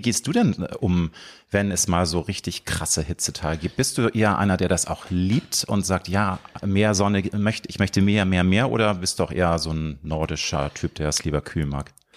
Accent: Hamburg, Germany; Peripherie von Hamburg, meiner Heimatstadt

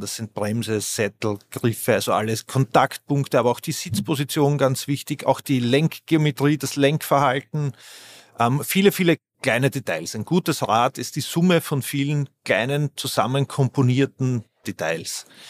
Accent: Vienna, Austria; Ich bin Wiener

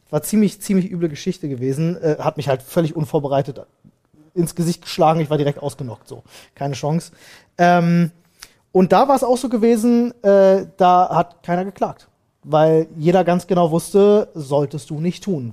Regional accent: Berlin, Germany; ich bin in Neukölln zur Schule gegangen

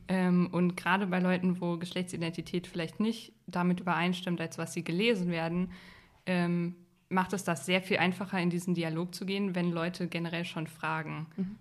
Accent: Unna, North Rhine-Westphalia, Germany; ich komme nicht direkt aus Dortmund, sondern aus so einer kleinen Stadt in der Nähe.

